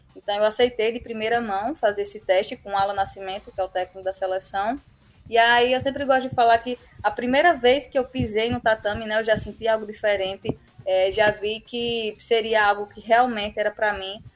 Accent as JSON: {"language": "Portuguese", "region": "Northeast Region", "country": "Brazil", "said": "Como um bom sertanejo, um bom nordestino faz"}